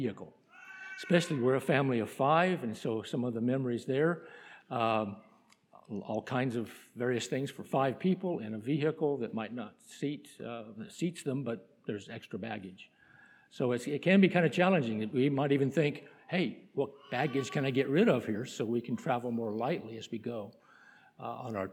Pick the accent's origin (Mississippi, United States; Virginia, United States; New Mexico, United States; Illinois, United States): New Mexico, United States; moved away; my home state in New Mexico